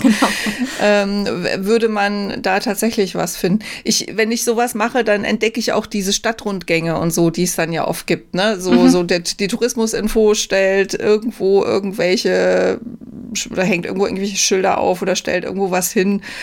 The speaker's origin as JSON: {"language": "German", "region": "Rhineland-Palatinate", "country": "Germany", "tie": "born or raised there", "moved": "yes", "said": "meine, äh, alte Heimat, äh, in die Südpfalz. Ähm, ich komme ja da aus der Gegend"}